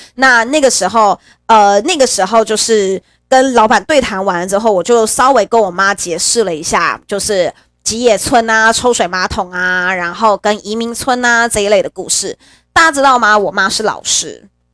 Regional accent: Taiwan; 我一辈子生活在台湾

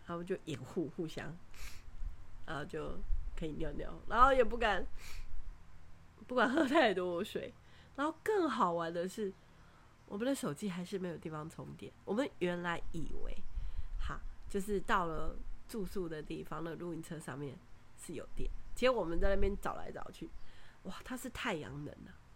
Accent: Taiwan; 我们从台湾来

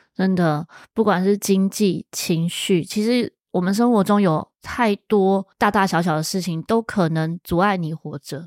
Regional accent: Hualien, Hualien County, Taiwan; 我小时候是住在花莲哦，真的外啊，外婆家在花莲诶

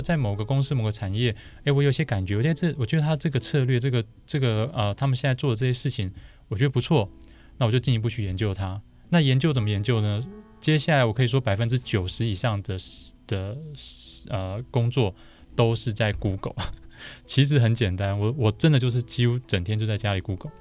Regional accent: Zhongli, Taoyuan, Taiwan; 我老家就是等于是就婆家。娘家在卤煮 ，那婆家在中立

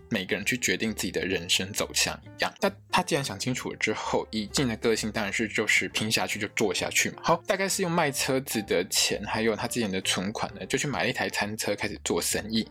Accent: Taiwan; accent: Taiwanese Mandarin; 我台湾国语

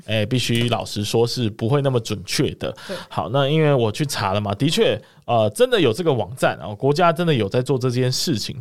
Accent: Kaohsiung, Taiwan; 身为高雄人的我

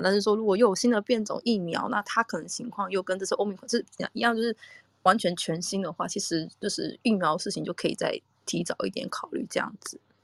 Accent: Taiwan; now in Japan; 我是台湾来的

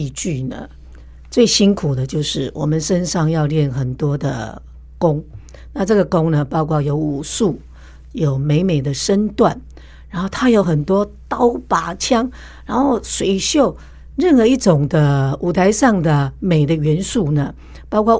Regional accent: Taipei, Taiwan; 更疼惜我这个从台北嫁过来的新妇

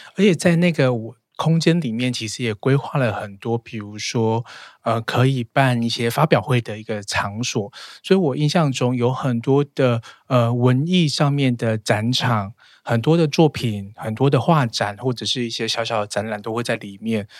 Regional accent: rural Chiayi, Chiayi County, Taiwan; moved away; also born or lived in Taipei; 我小时候在嘉义乡下

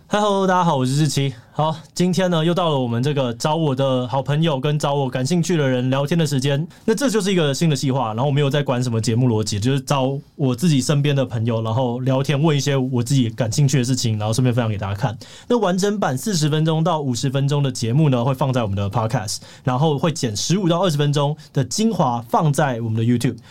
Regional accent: Hsinchu, Taiwan; also born or lived in Baoshan, Hsinchu County; 我们家，呃，小时候是住在新竹的这个长春街

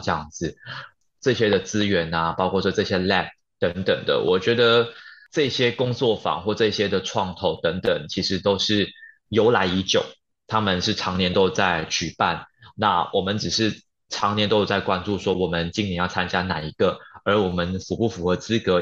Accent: Malaysia; now in Taiwan; 我是从马来西亚来到台湾来打拼

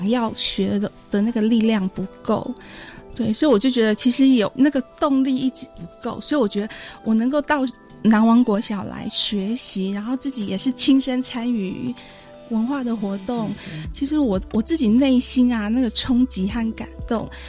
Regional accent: Taitung, Taitung County, Taiwan; 虽然我一样都是土生土长在台东

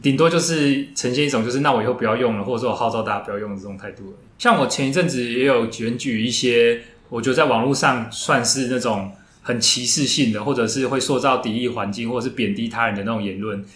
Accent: Taiwan; 我们台湾人大部分都喜欢 F B

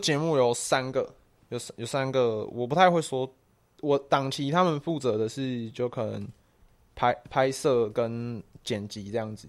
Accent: Taiwan; 我们就是台湾人，我们就是，诶，小时候翘课打网咖的那种白痴

